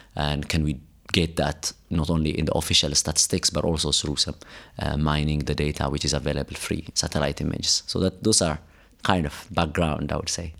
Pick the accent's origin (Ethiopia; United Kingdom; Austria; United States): Ethiopia; Addis Ababa; moved away as an adult; also born or lived in Cape Town, South Africa / Italy / Europe; now in South Africa; I grew up in Ethiopia, Addis Ababa.